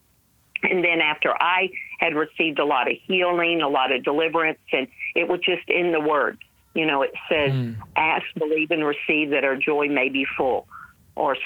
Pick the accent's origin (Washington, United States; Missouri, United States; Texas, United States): Texas, United States; Dallas; I grew up in Dallas